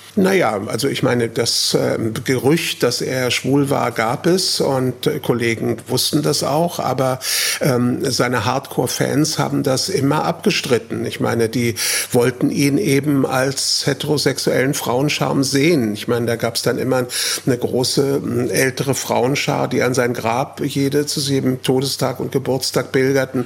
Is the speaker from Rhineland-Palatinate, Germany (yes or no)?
no; Frankfurt, Hesse, Germany; nach Braunheim, Stadtteil von Frankfurt, wo ich aufgewachsen bin